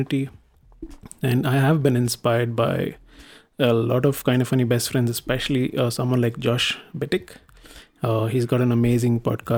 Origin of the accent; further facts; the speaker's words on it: India; I am an Indian